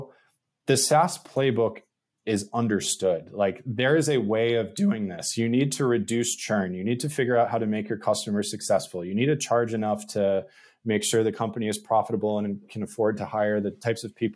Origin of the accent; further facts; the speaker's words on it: New England, United States; I'm from New England